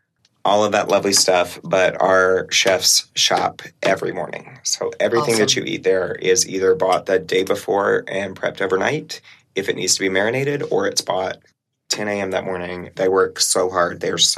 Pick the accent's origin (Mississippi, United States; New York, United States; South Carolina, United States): South Carolina, United States; I'm from South Carolina